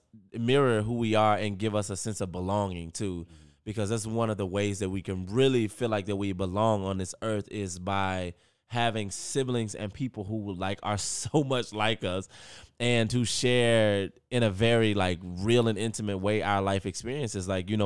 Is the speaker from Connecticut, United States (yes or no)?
no; North Carolina, United States; you and I, we're from North Carolina and we're from a specific family